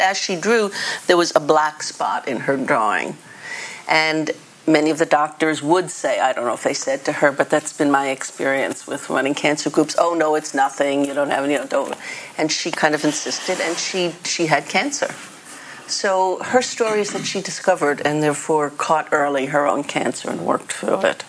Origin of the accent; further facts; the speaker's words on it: New York City, New York, United States; moved away; I was born in the Bronx